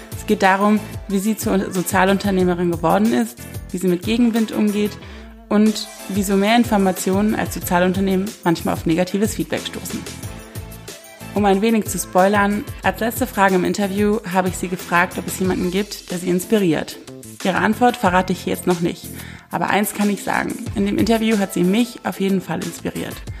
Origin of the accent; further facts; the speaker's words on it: Rhineland, Germany; ich als Rheinländerin